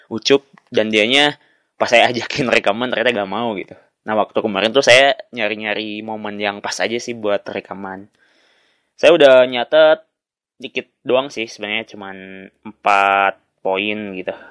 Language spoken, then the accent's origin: Indonesian; Tasikmalaya, West Java, Indonesia; Ada loh yang jam 10 gitu di kampung saya di uh, pelosok di salah satu desa di Kabupaten Tasik.